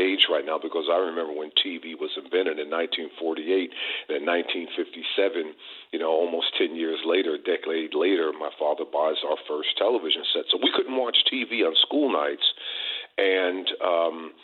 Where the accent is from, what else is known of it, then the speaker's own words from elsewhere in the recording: New Jersey, United States; Born and raised in New Jersey